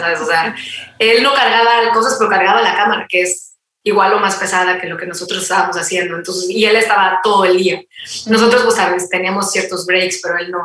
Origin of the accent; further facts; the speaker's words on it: Mexico; buena mexicana